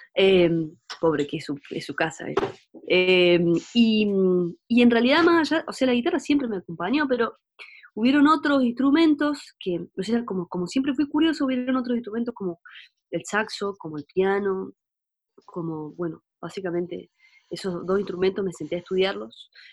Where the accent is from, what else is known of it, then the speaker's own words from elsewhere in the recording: Córdoba, Argentina; also born or lived in Germany; now in Unquillo, Argentina; mi toda mi, mi, escuela, digamos, transcurrió en Córdoba